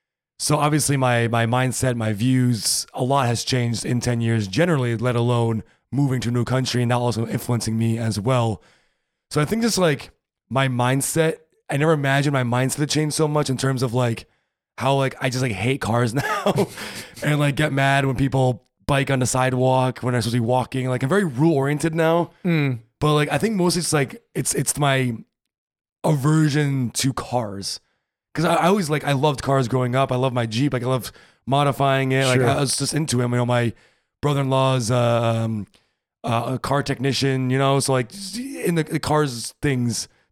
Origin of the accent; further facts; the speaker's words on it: United States; first language English; moved away as an adult; now in Germany; I'm American.